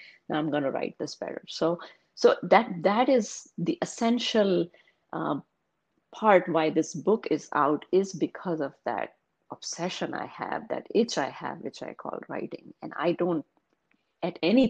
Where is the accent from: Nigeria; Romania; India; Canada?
India; English is a second language; moved away as an adult; now in United States; I was born and raised in India